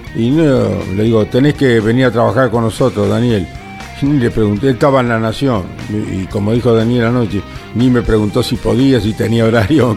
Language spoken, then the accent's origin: Spanish; La Pampa, Argentina; mi tierra pampeana.